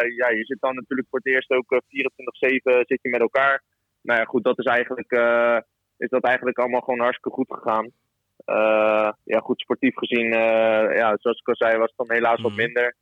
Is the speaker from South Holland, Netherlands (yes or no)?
yes; Rotterdam, South Holland, Netherlands; moved away as an adult; also born or lived in Ouderkerk aan den IJssel / Leeuwarden; ik kom natuurlijk zelf uit Rotterdam